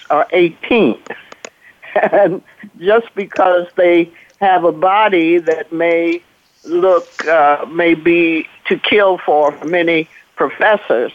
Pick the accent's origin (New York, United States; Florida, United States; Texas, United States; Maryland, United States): Texas, United States; Dallas; moved away; also born or lived in Ohio; I'm from Dallas, born and raised in Dallas, Texas